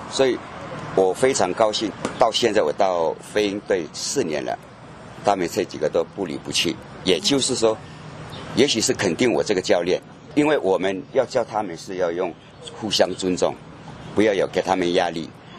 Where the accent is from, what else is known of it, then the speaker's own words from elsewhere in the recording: a rural village in Taitung, Taitung County, Taiwan; moved away as an adult; 我是来自于台东的一个很乡下的一个村庄，